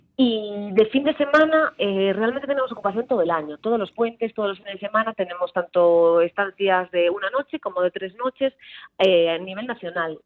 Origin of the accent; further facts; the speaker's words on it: Sarria, Galicia, Spain; yo soy de Sarria